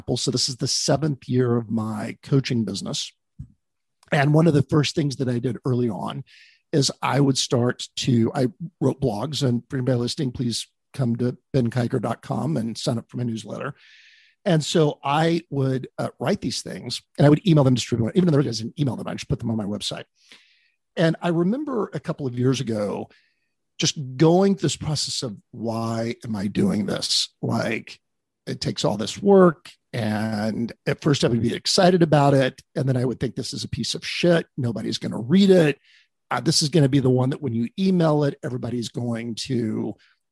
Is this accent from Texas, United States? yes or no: yes; Texas, United States; moved away as an adult; also born or lived in Dallas / Bay Area; I grew up in Texas.